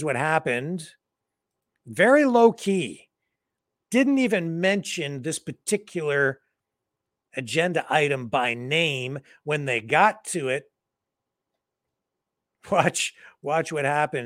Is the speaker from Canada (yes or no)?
yes; Windsor, Ontario, Canada; here in my hometown